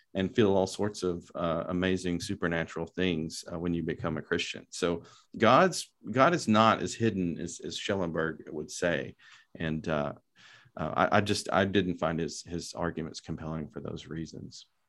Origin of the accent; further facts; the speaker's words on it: Lubbock, Texas, United States; also born or lived in Dallas, Texas; I'm from Lubbock, Texas. I grew up in the West Texas area